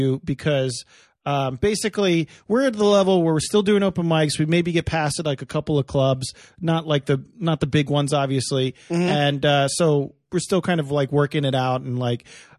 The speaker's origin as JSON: {"language": "English", "area": "outside Philadelphia", "region": "New Jersey side", "country": "United States", "tie": "born or raised there", "said": "I grew up right outside of Philadelphia on the Jersey side."}